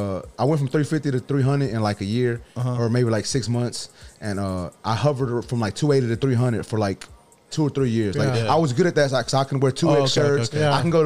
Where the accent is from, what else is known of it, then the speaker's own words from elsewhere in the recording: Houston, Texas, United States; I'm not from the hood in the east side. I'm from Wood Forest.